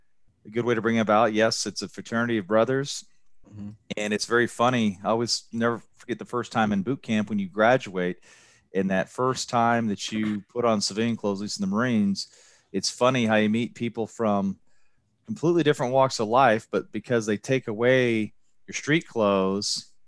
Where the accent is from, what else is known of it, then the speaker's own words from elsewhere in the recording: Midwest, United States; I was from the Midwest at the time.